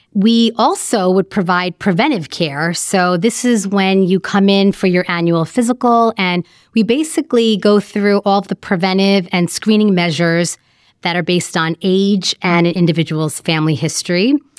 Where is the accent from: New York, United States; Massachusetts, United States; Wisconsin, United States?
New York, United States; moved away as an adult; now in Chicago, United States; I was born and raised in New York, and in about two thousand six, I moved to Chicago for medical training.